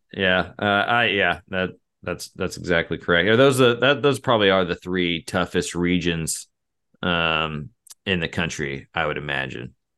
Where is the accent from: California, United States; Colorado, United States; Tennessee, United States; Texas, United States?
Texas, United States; Bertram; I'm from Bertram, Texas